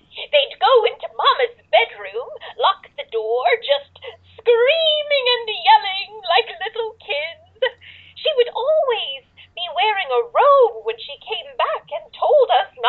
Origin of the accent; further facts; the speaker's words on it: New York City, New York, United States; now in Nevada, United States; not originally. I was born in New York City.